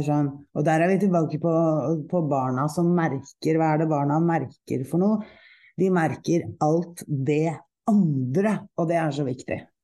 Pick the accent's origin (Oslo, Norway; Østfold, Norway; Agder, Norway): Oslo, Norway; also born or lived in Nesodden; Jeg er, eh, jeg er fra Oslo. Jeg er oppvokst i eh, teatermiljøet